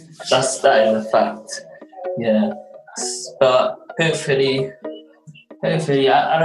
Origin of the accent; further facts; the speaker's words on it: United Kingdom; also born or lived in Somalia / Ethiopia; Then we moved here straight after the civil war. I grew up in the UK most of my life.